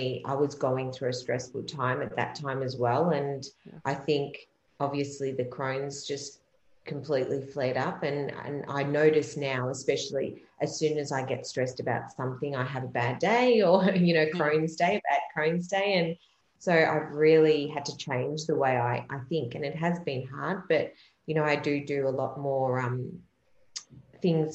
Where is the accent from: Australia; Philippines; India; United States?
Australia; Melbourne, Victoria; I'm actually from Melbourne in Australia